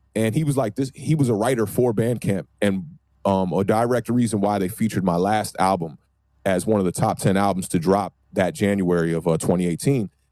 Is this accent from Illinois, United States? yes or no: no; Maryland, United States; moved away as an adult; now in Washington, DC, United States; I'm born and raised in Maryland, right outside of DC